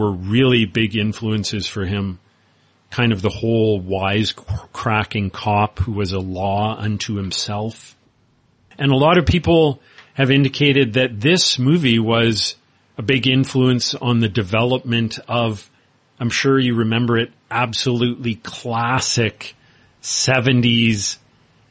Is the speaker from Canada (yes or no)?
yes; Winnipeg, Manitoba, Canada; where I grew up in Winnipeg, Canada